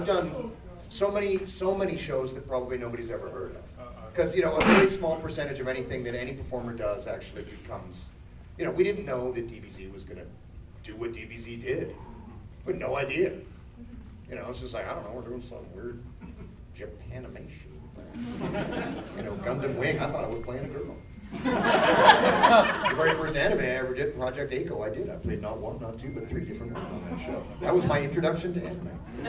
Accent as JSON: {"language": "English", "region": "the South", "country": "United States", "said": "I'm not from this country. I'm from the South. {S13} From the South. {S5} The deep South."}